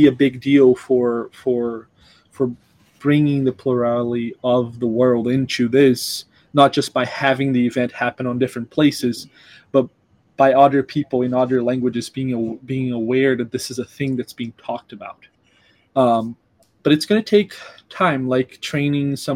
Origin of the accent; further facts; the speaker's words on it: Brazil; now in United States; I'm from Brazil, where I have a very different background